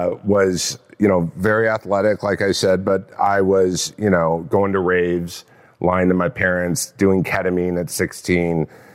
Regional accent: California, United States; Orange County.

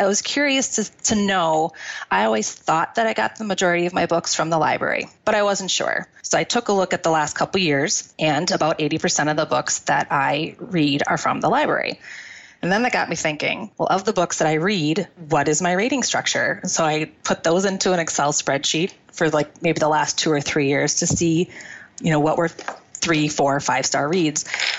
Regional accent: Wisconsin, United States; I am from Wisconsin.

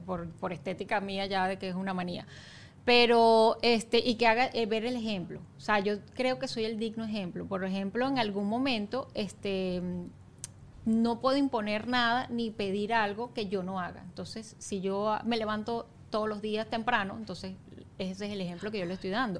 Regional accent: Valencia, Carabobo, Venezuela; moved away as an adult; also born or lived in Caracas; now in Margarita, Venezuela; Yo soy de Valencia a Margarita

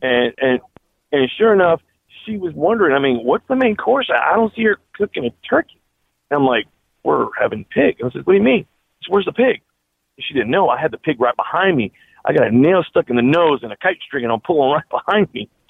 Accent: United States; also born or lived in Miami; now in Georgia, United States; I'm a first generation Cuban American. I was born in the United States, but my parents came from Cuba

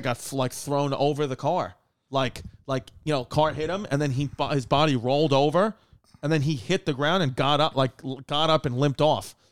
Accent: New York, United States; I'm a New Yorker

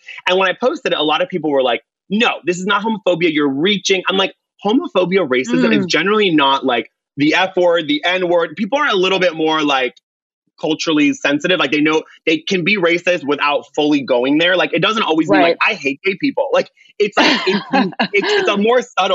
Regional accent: Orange County, California, United States; I grew up in Orange County. I was, you know, one of maybe five people of color in the school.

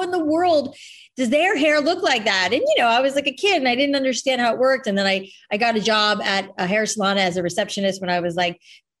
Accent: Boca Raton, Florida, United States; moved away as an adult; also born or lived in New York / San Francisco; now in Los Angeles, United States; I grew up in South Florida, so like land of frizzy hair.

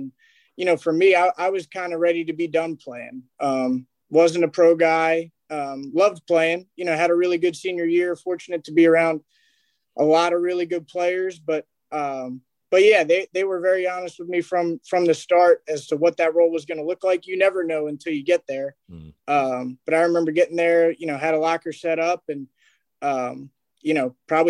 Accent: New Jersey, United States; moved away; I'm from New Jersey, right outside of Philadelphia

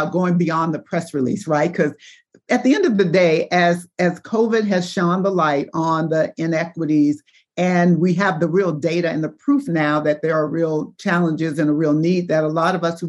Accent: Chicago, Illinois, United States; I am from Chicago

